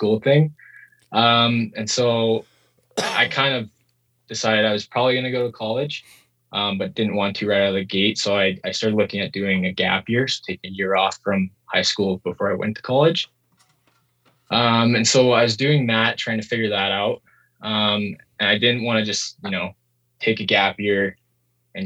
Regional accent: South Dakota, United States; moved away; also born or lived in New Zealand; I grew up in South Dakota, in the States

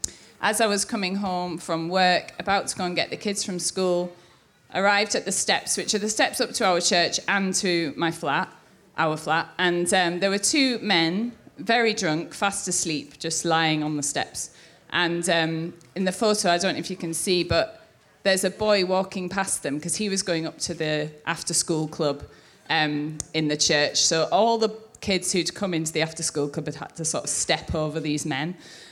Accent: North East England, United Kingdom; now in London, United Kingdom; I'm obviously not from London. I'm from the northeast of England

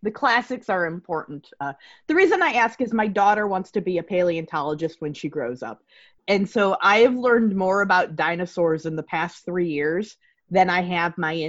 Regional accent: Chicago, Illinois, United States; I grew up in the Chicagoland area.

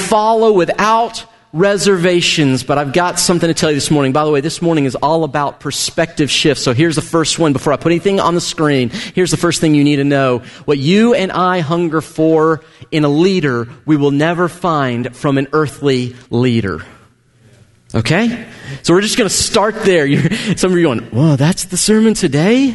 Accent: United States; as an American

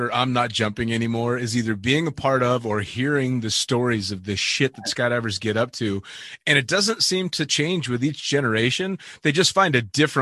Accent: United States; I'm an American

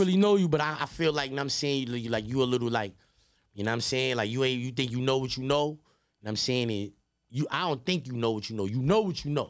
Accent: New York City, New York, United States; I'm from Queens

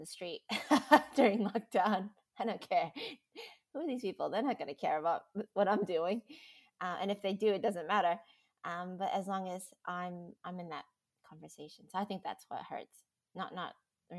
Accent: United States; now in Australia; I am American, living in Australia, and now Australian

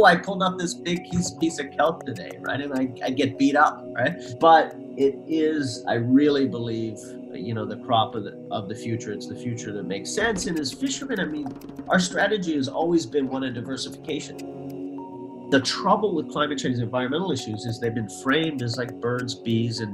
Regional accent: Newfoundland and Labrador, Canada; now in New England, United States; I was born in Newfoundland, Canada, a little fishing village on the easternmost point of North America. And it was what we think of as just like an idyllic artisanal fishery. I grew up next to a fisherman's co-op.

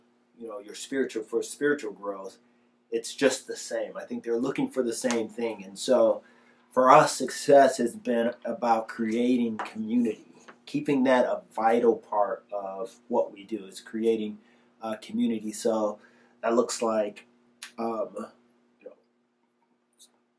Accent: Detroit, Michigan, United States; growing up in Michigan

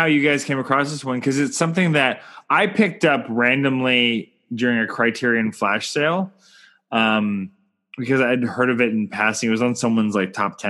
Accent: Canada; I'm Canadian filmmaker

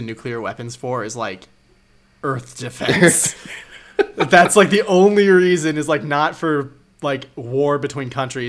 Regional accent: United States; for me as an American

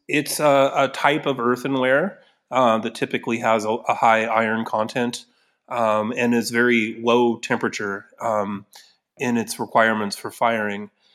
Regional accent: Newberg, Oregon, United States; Newburgh, my hometown

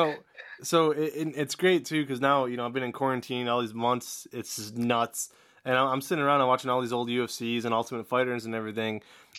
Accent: Northeast Ohio, United States; I'm from Northeast Ohio

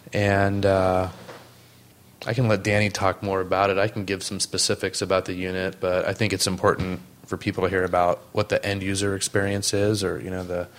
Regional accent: San Diego, California, United States; also born or lived in Steamboat Springs, Colorado; I was born and raised in San Diego.

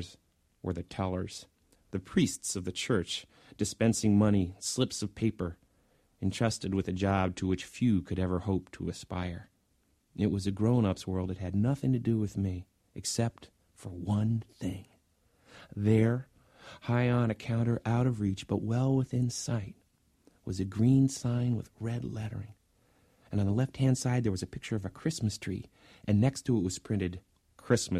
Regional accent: Indianapolis, Indiana, United States; That was the dime store near where I grew up in Indianapolis

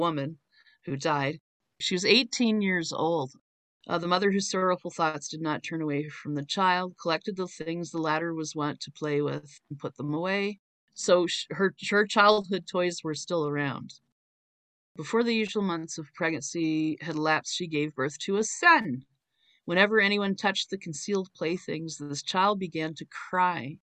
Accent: Canada; I'm from Canada

